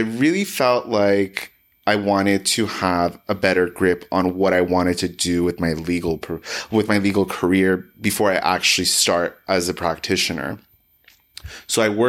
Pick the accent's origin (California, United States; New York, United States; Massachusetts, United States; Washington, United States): California, United States; Los Angeles; I was born and raised in Los Angeles.